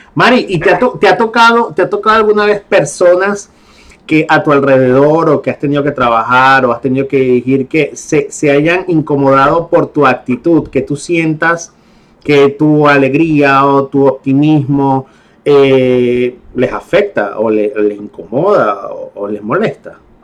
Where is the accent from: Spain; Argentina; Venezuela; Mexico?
Venezuela; now in Panama; yo soy venezolano, yo soy venezolano y yo soy extranjero y yo llego a Panamá